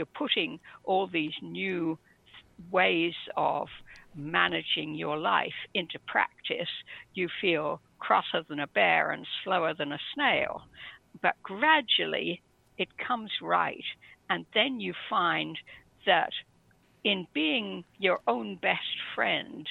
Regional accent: England, United Kingdom; I was brought up in England, stiff upper lip and all

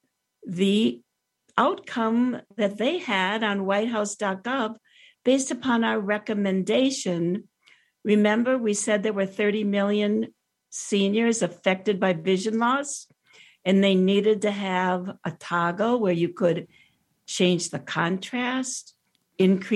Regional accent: Miami, Florida, United States; My hometown, right here

